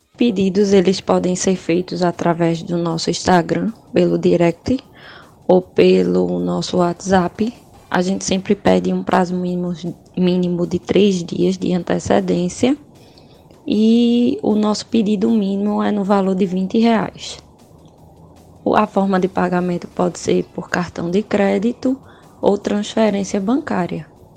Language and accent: Portuguese; Sertânia, Pernambuco, Brazil; eu sou de Sertânia